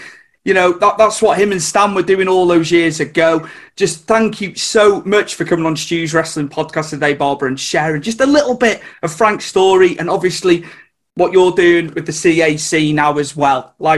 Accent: Wales, United Kingdom; I'm from Wales. So I'm not in England, but you'd think we were from England. We're that close to the border

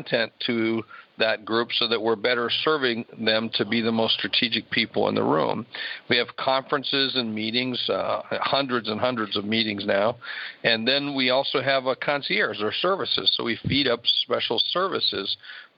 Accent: Sioux Falls, South Dakota, United States; my hometown of Sioux Falls, South Dakota

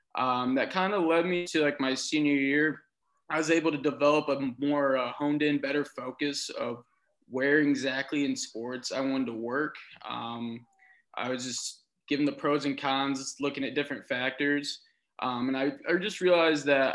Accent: Mishawaka, Indiana, United States; moved away as an adult; now in Indianapolis, United States; I grew up in Northern Indiana by South Bend, Mishawaka, Indiana

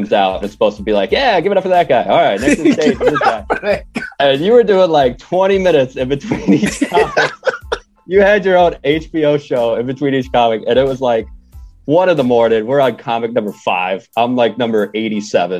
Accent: Chatham, Illinois, United States; moved away as an adult; also born or lived in Arizona / Kansas City; I'm originally from Chatham, Illinois, near Springfield, Illinois, which is where I'm at right now.

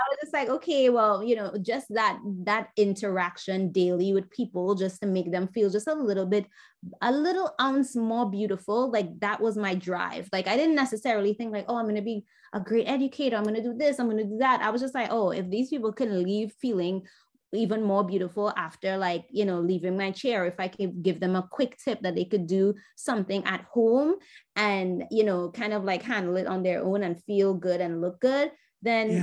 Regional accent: Trinidad & Tobago; moved away as an adult; now in New York, United States; growing up in Trinidad

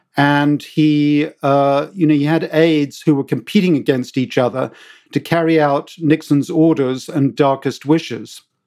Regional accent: United Kingdom; accent: British; moved away; as you can tell from my accent, I'm British

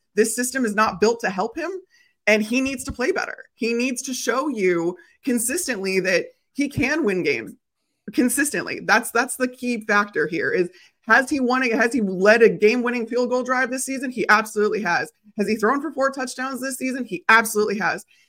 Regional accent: Chicago, Illinois, United States; I grew up in Chicago

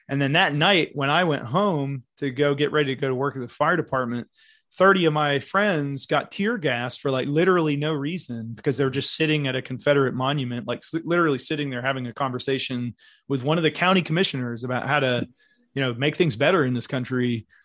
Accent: Berlin, Germany; I was stationed in Germany because I'm from Berlin originally

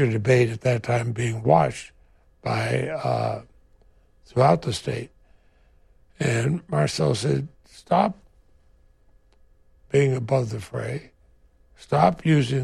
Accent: Vermont, United States

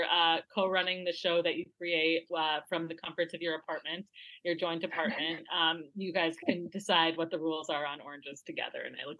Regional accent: Midwest, United States; I'm sorry. I'm from the Midwest. I went to school in Wisconsin.

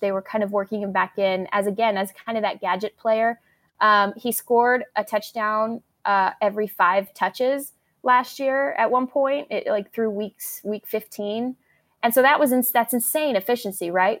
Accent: Arizona, United States; I am from Arizona

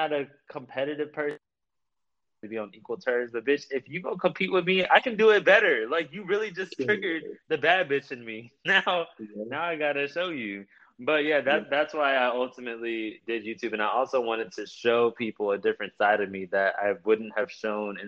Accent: Baton Rouge, Louisiana, United States; I am actually from Baton Rouge

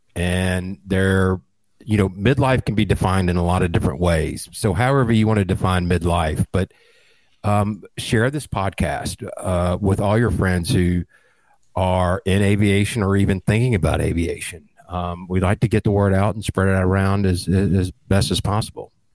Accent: middle Georgia, United States; also born or lived in Atlanta, Georgia; born and raised in the Atlanta area, actually grew up in a small town in middle Georgia

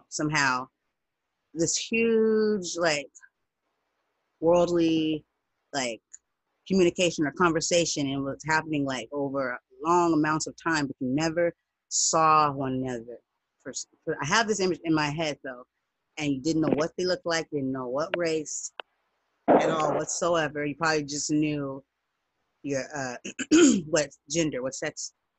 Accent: United States; I'm black, I'm American

